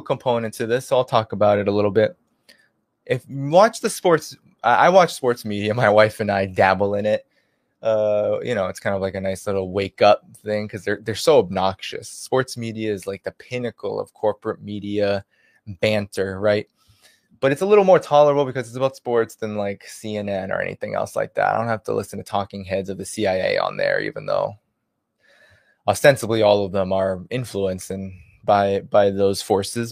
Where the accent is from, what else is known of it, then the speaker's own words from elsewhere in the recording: Boston, Massachusetts, United States; I'm from Boston